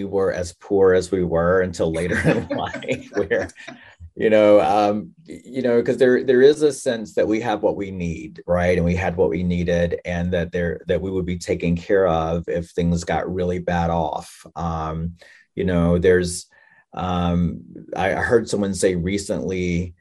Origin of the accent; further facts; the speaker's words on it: North Carolina, United States; I am Native American, enrolled in the Lumbee tribe in North Carolina. And I grew up there